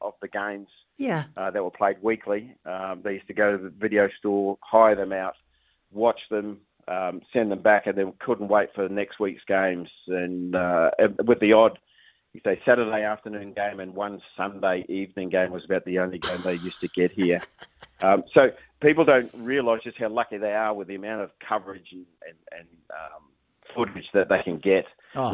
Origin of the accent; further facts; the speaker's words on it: New Zealand; moved away as an adult; also born or lived in Australia; a Kiwi